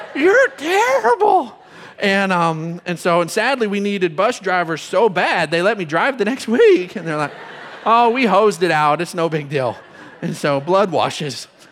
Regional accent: Odessa, Texas, United States; moved away as an adult; I'm from Odessa. Don't hold it against me. Been here since I graduated high school, so, um, but, uh, also graduated from Permian

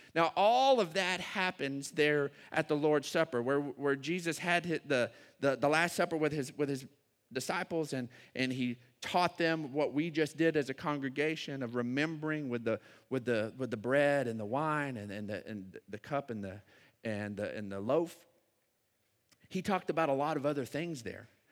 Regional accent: Odessa, Texas, United States; moved away as an adult; now in San Angelo, United States; I grew up in Odessa

